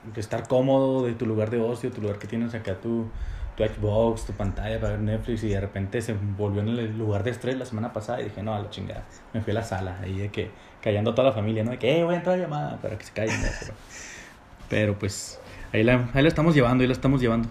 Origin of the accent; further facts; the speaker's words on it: Chihuahua, Mexico; yo, pues, de Chihuahua